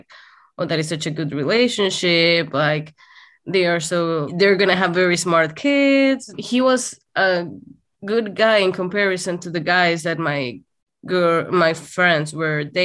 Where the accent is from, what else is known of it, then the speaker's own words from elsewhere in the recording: Saltillo, Coahuila, Mexico; moved away; We dated in my hometown, which was Saltillo, Coahuila, and which is in the north of Mexico